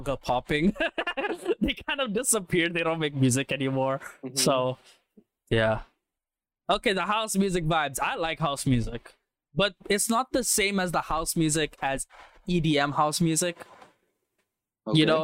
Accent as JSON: {"language": "English", "region": "Western Cape", "country": "South Africa", "said": "I'm from Western Cape."}